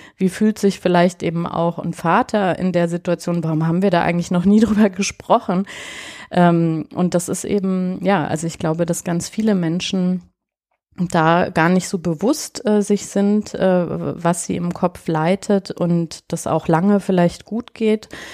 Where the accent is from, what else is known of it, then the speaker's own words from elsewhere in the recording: Bavaria, Germany; ich bin ja auch in Bayern groß geworden und komme aus einer italienischen Familie